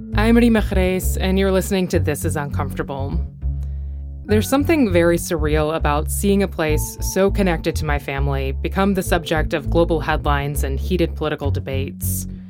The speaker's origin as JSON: {"language": "English", "country": "United States", "tie": "born or raised there", "said": "I grew up in the States"}